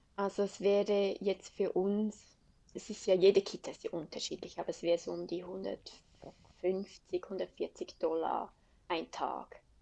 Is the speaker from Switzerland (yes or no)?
yes; Switzerland; accent: Swiss German; moved away as an adult; now in Adelaide, Australia; ich liebe die Schweiz und ähm, hätte mir nie vorstellen können, dass ich mal aus der Schweiz mhm. weggehe. Ich bin in den Bergen aufgewachsen